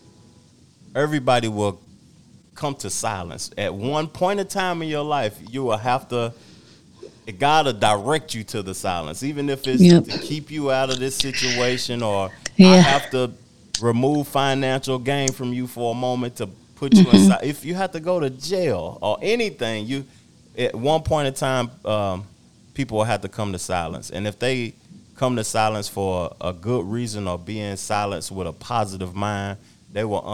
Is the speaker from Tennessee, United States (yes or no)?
yes; Knoxville, Tennessee, United States; moved away; when I moved from Knoxville, every time I come back home